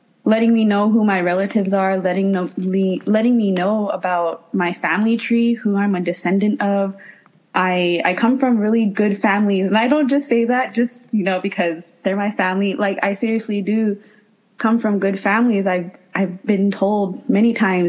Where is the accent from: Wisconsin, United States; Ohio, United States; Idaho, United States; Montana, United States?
Montana, United States; Crow Reservation, southeastern; moved away as an adult; now in Tucson, United States; I was born and raised on the reservation there.